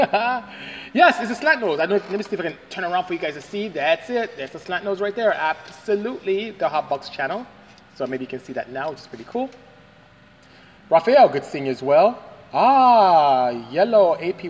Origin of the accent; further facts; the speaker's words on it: Nigeria; I am Nigerian. I'm from West Africa, Nigeria, to the exact coastal West Africa